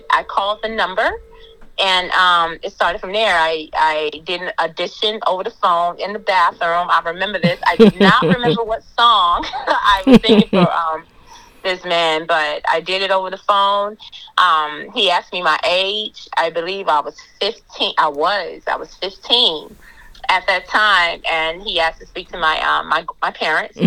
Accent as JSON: {"language": "English", "town": "Galveston", "region": "Texas", "country": "United States", "tie": "born or raised there", "lives_now": "Houston, United States", "said": "originally, I'm from Galveston. I grew up in Galveston, and, you know, I'm here in Houston"}